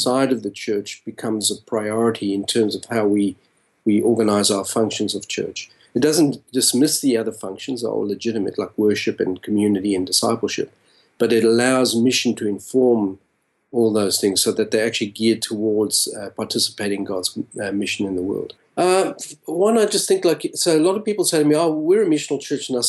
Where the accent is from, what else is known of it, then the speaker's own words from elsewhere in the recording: South Africa; moved away as an adult; also born or lived in Australia; now in Los Angeles, United States; I was born and raised in South Africa and left when I was about a 22-year-old, a young adult.